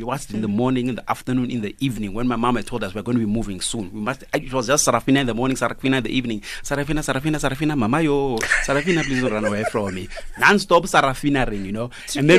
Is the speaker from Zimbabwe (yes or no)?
yes; Zimbabwe; now in South Africa; I'm Southern African.